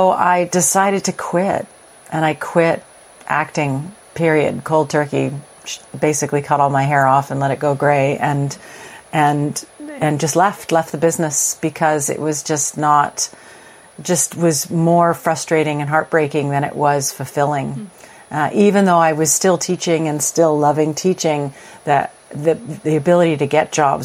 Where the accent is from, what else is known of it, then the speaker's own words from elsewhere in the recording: Edmonton, Alberta, Canada; now in Toronto, Canada; I grew up in Edmonton, Alberta